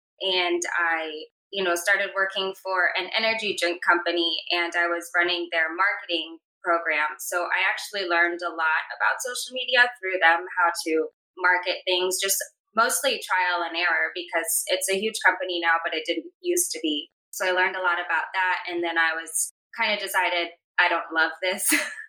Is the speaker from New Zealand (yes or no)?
no; Tampa, Florida, United States; now in West Palm Beach, United States; I was born and raised in Florida, from Tampa, Florida. Now I'm in West Palm Beach, Florida.